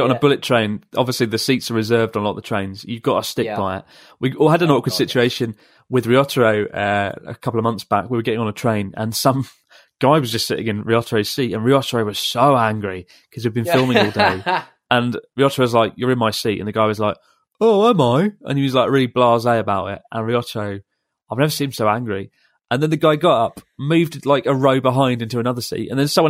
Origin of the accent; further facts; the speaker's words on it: Melbourne, Victoria, Australia; I'm from Melbourne